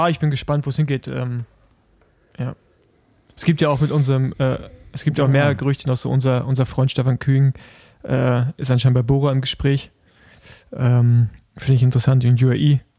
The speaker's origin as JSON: {"language": "German", "country": "Germany", "said": "Ich bin, ich bin Deutscher"}